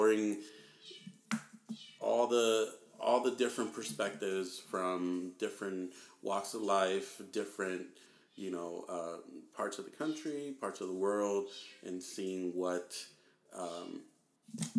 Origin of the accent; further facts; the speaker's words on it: Southern California, United States; I'm basically from SoCal, like, born, raised